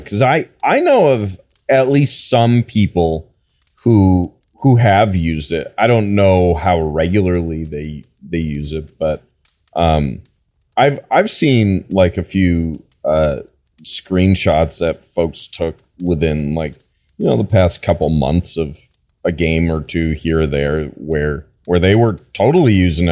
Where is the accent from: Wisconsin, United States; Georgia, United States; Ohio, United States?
Wisconsin, United States; I'm from Wisconsin